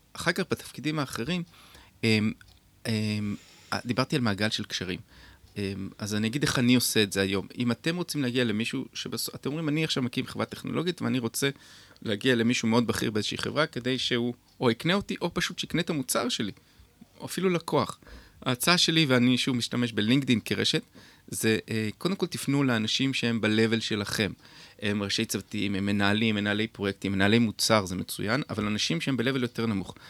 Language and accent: Hebrew; Beit HaShita, Northern District, Israel; אני גדלתי בקיבוץ בית השיטה